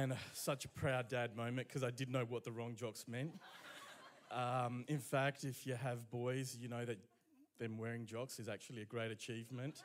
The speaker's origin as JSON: {"language": "English", "country": "Romania", "tie": "born or raised there", "moved": "yes", "lives_now": "Brisbane, Australia", "said": "I was born in Romania"}